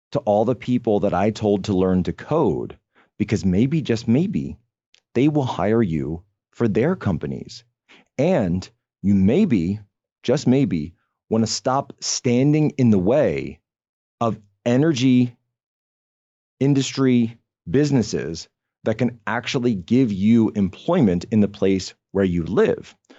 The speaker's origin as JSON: {"language": "English", "region": "Pennsylvania", "country": "United States", "said": "my home state of Pennsylvania."}